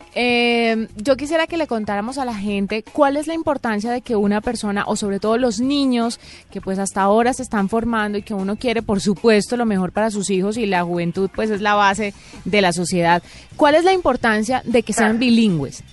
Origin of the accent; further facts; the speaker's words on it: Colombia; los que somos colombianos, español, inglés